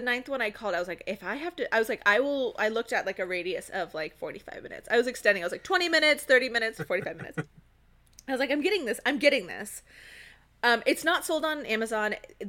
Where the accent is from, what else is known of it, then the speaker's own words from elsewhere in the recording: Cairo, Cairo Governorate, Egypt; So growing up in Cairo and like traveling and living there various times in my life, like we'd come home with bags of za'atar